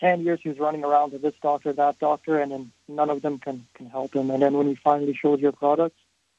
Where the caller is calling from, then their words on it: Toronto, Ontario, Canada; Toronto, Canada.